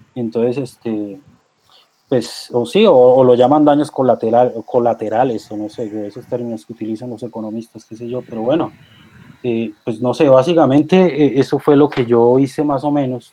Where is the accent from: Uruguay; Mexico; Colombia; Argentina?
Colombia